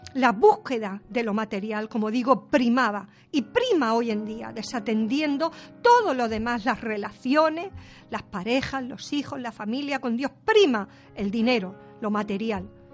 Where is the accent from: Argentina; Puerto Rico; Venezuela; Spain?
Spain; a mí me duele como española